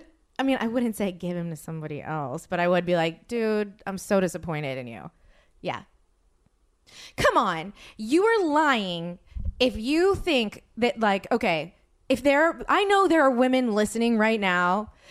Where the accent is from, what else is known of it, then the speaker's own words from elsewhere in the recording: the South, United States; I'm from the South